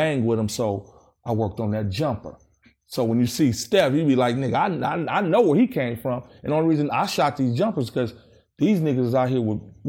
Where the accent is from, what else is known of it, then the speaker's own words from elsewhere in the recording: Los Angeles, California, United States; So I grew up in Watts. My grandmom had the house there where my mom lived, and then my dad lived in the projects, Nixon Gardens. So I'm an only child.